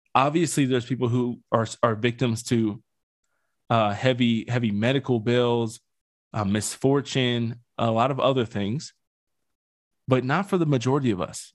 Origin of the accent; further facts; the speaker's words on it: Pennsylvania, United States; now in Colorado, United States; I'm from Pennsylvania